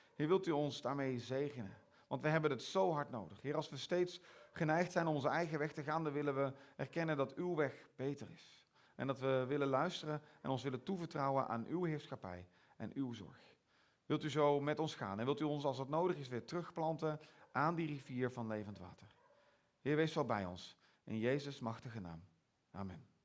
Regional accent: Netherlands; accent: Hollandse tongval; now in Belgium; mijn Hollandse tongval

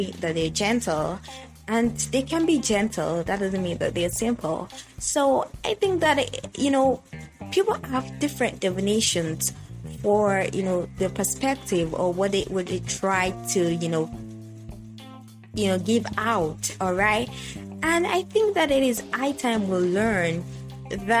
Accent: Yoruba tribe of Nigeria, Yorubaland, Nigeria; first language Yoruba; English is a second language; I am from the Yoruba, you know, tribe of Nigeria

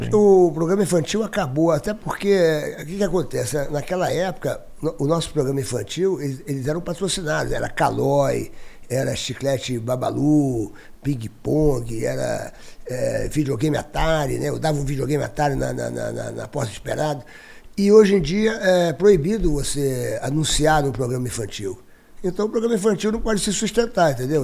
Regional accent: Rio de Janeiro, Brazil; eu nasci no Rio de Janeiro.

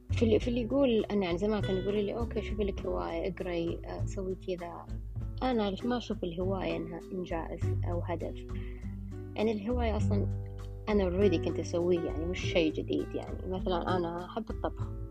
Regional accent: Saudi Arabia; إحنا مجتمع سعودي

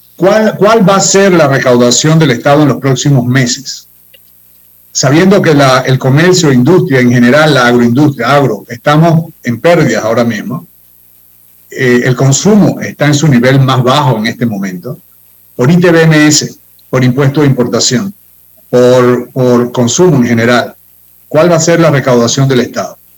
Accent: Panama; como panameño

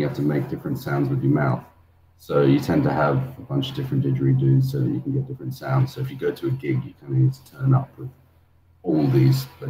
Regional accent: London, United Kingdom; moved away as an adult; also born or lived in Australia; I was born in London. I moved to Australia when I was 18, and then I was out there for 8 years.

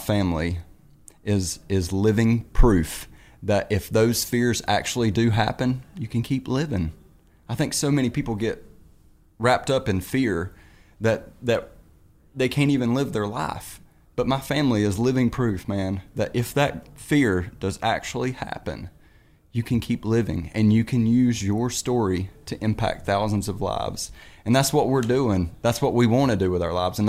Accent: North Carolina, United States; I'm from North Carolina, and I'm a teacher and a farmer

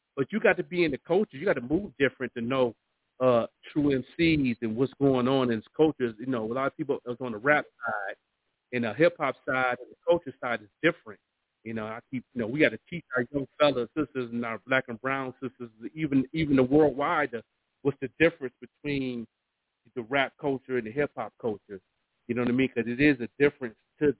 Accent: Buffalo, New York, United States; I'm from Buffalo, New York

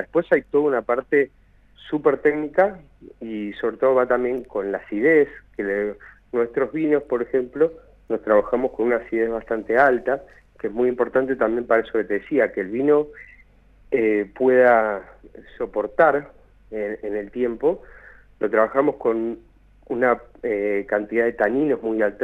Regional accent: Buenos Aires, Argentina; moved away as an adult; now in Mendoza, Argentina; soy de Buenos Aires y vine a vivir a Mendoza en el año 2001

